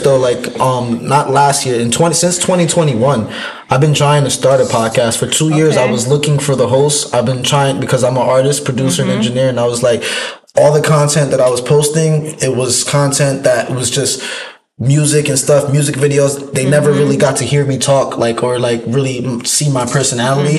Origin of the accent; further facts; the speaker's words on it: New York, United States; moved away; also born or lived in Bronx; I'm from New York